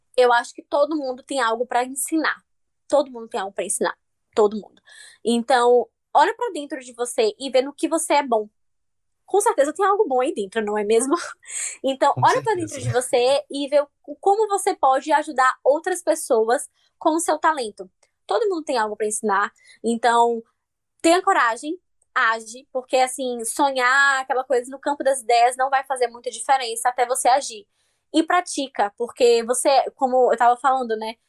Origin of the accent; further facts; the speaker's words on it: Bahia, Brazil; moved away as an adult; eu sou baiana mesmo, eu uso um monte de expressão, não só da Bahia, mas da minha família